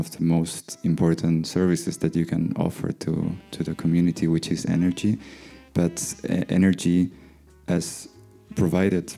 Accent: Catalonia, Spain; also the citizen of Catalonia

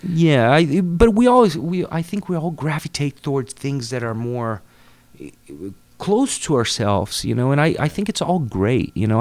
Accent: Cambará, Paraná, Brazil; English is a second language; moved away; I grew up in Cambará, which is in the south of Brazil, in the state called Paraná. Small town.

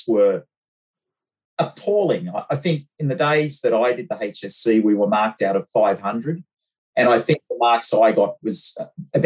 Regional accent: Bathurst, New South Wales, Australia; I grew up in Bathurst

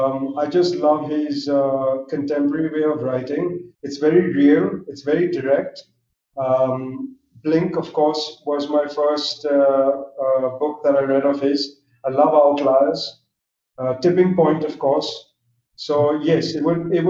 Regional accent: Mumbai, Maharashtra, India; moved away as an adult; also born or lived in Philadelphia, United States; I grew up in Mumbai. I'm Zoroastrian myself. So we're a small Parsi community in Mumbai

